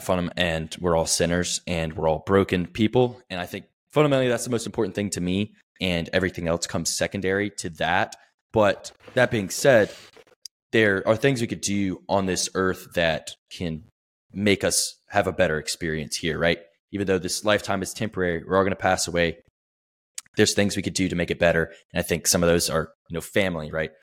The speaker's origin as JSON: {"language": "English", "region": "the South", "country": "United States", "said": "I'm from the South, like, fairly conservative, right-wing"}